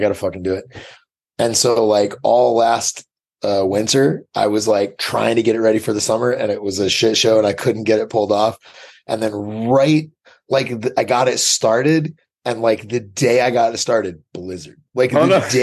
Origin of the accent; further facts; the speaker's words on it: Portland, Maine, United States; Portland, Maine.